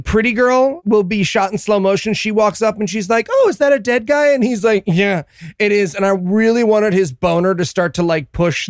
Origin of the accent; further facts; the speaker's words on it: United Kingdom; And I wrote in my notes, March, for the record, as a British person, that's bad.